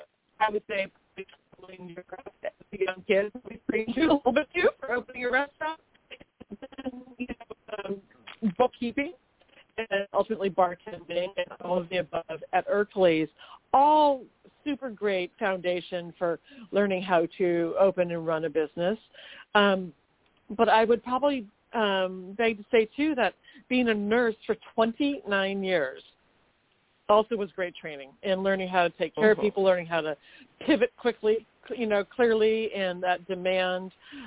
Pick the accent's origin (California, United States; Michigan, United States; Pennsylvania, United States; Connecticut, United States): California, United States; Manhattan Beach; growing up in Manhattan Beach, great training for opening a business in Manhattan Beach.